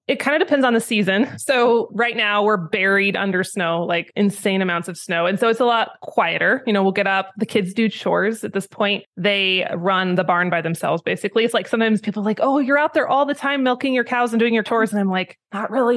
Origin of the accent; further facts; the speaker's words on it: Idaho, United States; moved away as an adult; also born or lived in Wyoming; I was raised in Idaho, and then I moved to Wyoming when I was eighteen to go to college